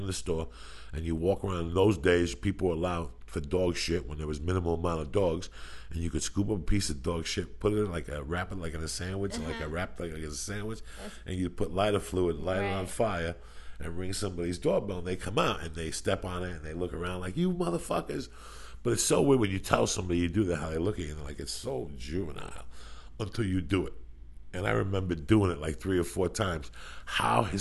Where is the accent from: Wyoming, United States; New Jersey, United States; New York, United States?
New Jersey, United States; moved away; also born or lived in Boulder, Colorado; growing up with us in Jersey